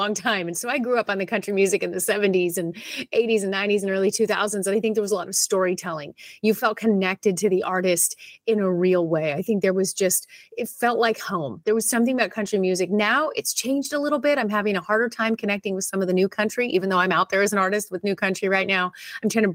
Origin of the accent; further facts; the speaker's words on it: Southern California, United States; I was born in Southern California, so this has always been home. I was just a little bit further north up in LA County